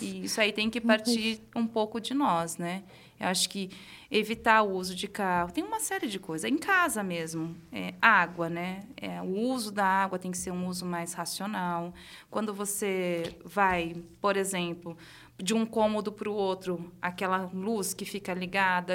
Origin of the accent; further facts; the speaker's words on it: Caraguatatuba, São Paulo, Brazil; moved away as an adult; Eu cresci no litoral norte de São Paulo, em Caraguatatuba.